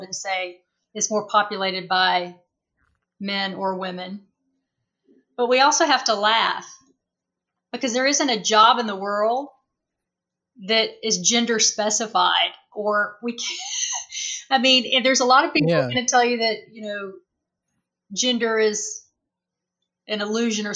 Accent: the South, United States; moved away as an adult; now in Las Vegas, United States; I'm from the South.

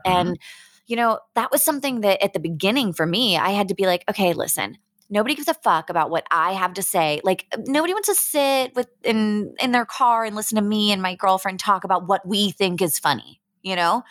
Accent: Pittsburgh, Pennsylvania, United States; now in San Diego, United States; I'm originally from the Berg. I'm from Pittsburgh

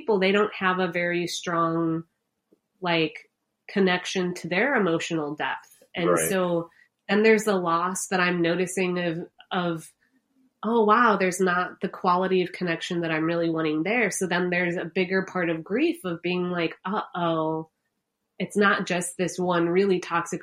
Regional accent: Chicago, Illinois, United States; I'm from Chicago.

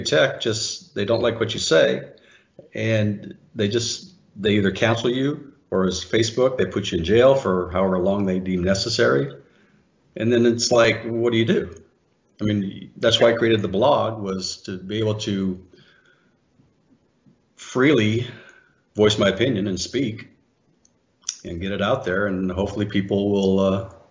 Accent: United States; being born an American

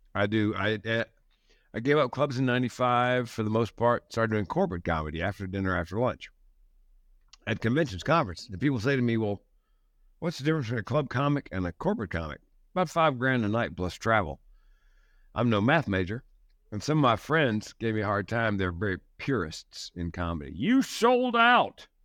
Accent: the South, United States; That's the way I was raised in the South.

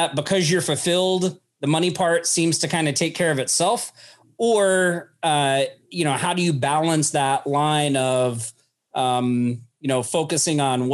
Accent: Oklahoma, United States; I'm from Oklahoma. I used to live in the country.

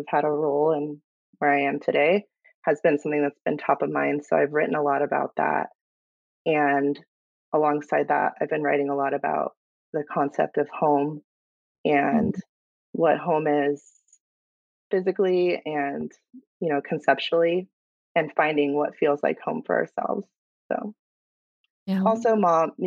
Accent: Palm Springs, California, United States; moved away as an adult; now in San Diego County, United States; I am a Southern California girl. I was born and raised in Palm Springs and made my way to San Diego County

